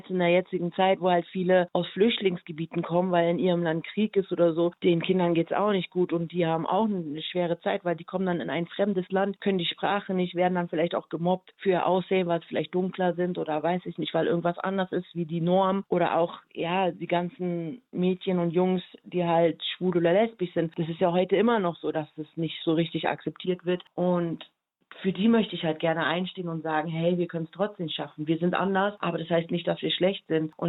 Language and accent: German; Berlin, Germany; born there; also born or lived in Tokyo; also ich bin ja in Berlin geboren und dann bin ich ja durch die ganze Welt gereist und habe dann zuletzt in Tokio gelebt.